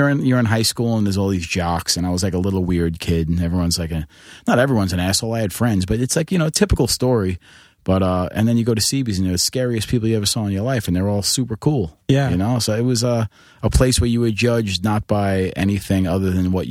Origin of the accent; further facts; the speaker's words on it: New York City, New York, United States; moved away as an adult; now in upstate New York, United States; Queens. I grew up in Bayside, Queens.